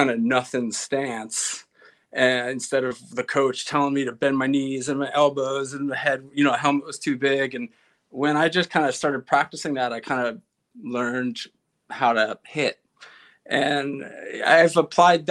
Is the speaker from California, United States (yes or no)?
no; East Meadow, New York, United States; I grew up in East Meadow, which bumps up against Uniondale, which is where the Nassau Coliseum is.